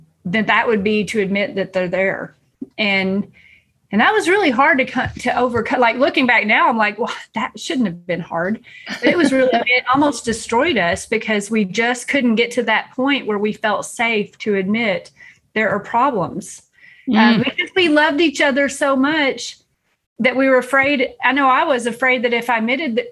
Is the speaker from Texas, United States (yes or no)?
yes; East Texas, United States; I grew up here in East Texas, and I grew up here Baptist